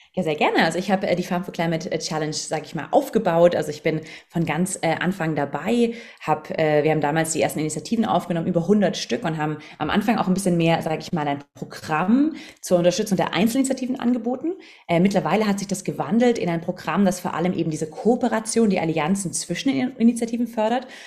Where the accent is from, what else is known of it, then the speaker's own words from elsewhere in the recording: Southern Germany, Germany; moved away as an adult; also born or lived in London; ich bin aus dem Süden von Deutschland